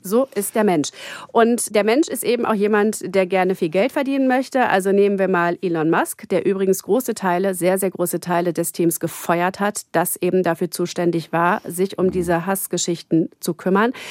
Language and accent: German; Gütersloh, North Rhine-Westphalia, Germany; now in Berlin, Germany; ich komme aus Gütersloh